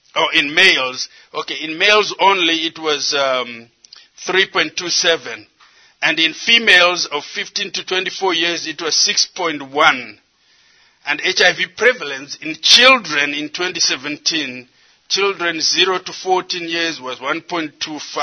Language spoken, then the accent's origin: English; Zimbabwe; moved away as an adult; also born or lived in United States; I come from Zimbabwe, but I did most of my education here in the United States